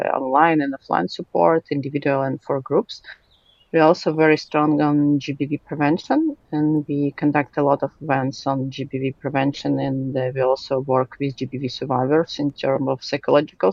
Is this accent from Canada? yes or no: no; Ukraine; from Ukraine